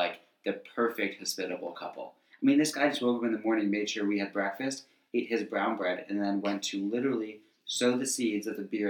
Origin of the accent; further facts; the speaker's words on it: Boston, Massachusetts, United States; I'm from Boston, where people couldn't be ruder.